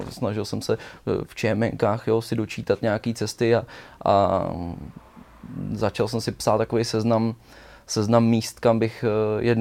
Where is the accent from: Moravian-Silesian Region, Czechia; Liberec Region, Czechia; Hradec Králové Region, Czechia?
Liberec Region, Czechia; Česká Lípa District; ale jsem z Českolipska, malá